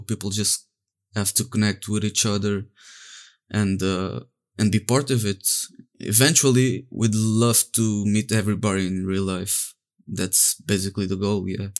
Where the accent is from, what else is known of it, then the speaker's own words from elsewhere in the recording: Portugal; I'm from Portugal.